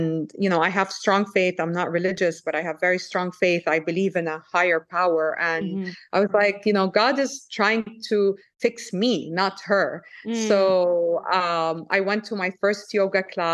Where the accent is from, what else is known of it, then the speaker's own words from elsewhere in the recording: Saudi Arabia; moved away; also born or lived in France / Lebanon; I was born in France. I grew up in Saudi Arabia.